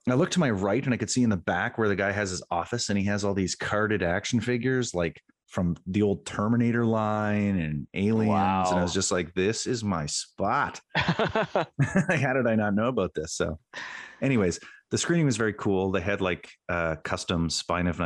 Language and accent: English; Halifax, Nova Scotia, Canada; my hometown